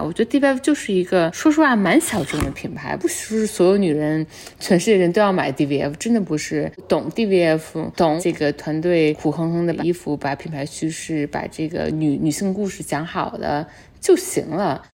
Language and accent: Chinese; Beijing, China; moved away as an adult; now in New York, United States; 我北京长大